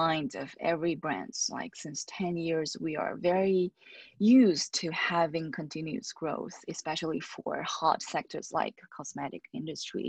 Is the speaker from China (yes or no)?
yes; China; also born or lived in Paris, France; now in Shanghai, China; I came back to China, my home country